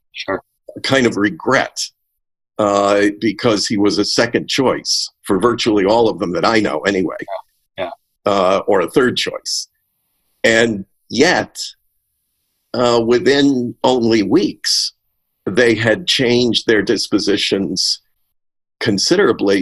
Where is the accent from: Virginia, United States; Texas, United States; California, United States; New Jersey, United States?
New Jersey, United States; Montclair; I was born in Montclair, New Jersey